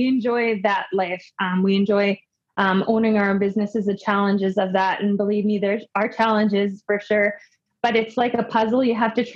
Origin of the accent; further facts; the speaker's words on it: Winnipeg, Manitoba, Canada; I am from Canada. More specifically, I'm from Winnipeg, Manitoba, born and raised